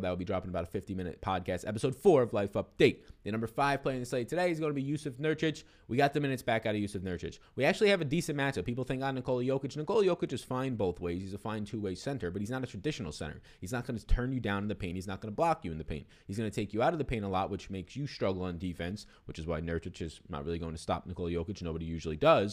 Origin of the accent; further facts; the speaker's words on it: New York City, New York, United States; also born or lived in Brooklyn, New York; born and raised in Staten Island, New York